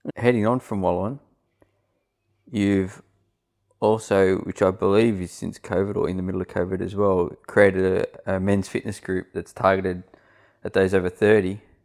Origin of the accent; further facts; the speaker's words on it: Sydney, New South Wales, Australia; moved away as an adult; now in Central Coast, Australia; I grew up in Western Sydney, um, and we moved here just on six years ago.